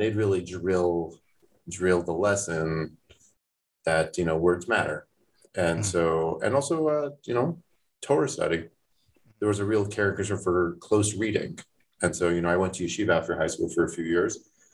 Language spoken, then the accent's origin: English; Toronto, Ontario, Canada; now in United States; I grew up in Toronto, not in Thornhill